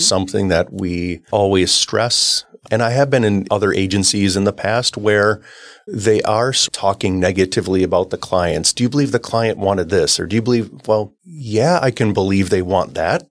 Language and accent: English; Oshkosh, Wisconsin, United States; I grew up in Oshkosh, Wisconsin